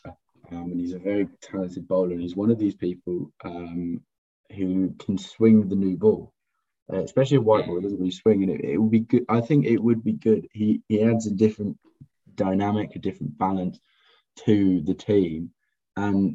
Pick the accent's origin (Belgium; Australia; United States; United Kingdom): United Kingdom; England; As an Englishman